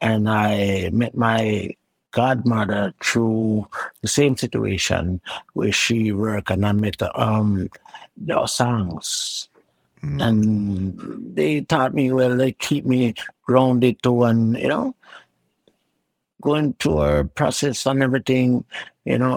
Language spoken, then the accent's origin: English; Kingston, Jamaica; Well, it was a neighborhood. Um, it was a kind of like a rough, you know, rough, rough neighborhood. You know, I never grew up in any uptown or whatsoever. I always grew up in the, the hood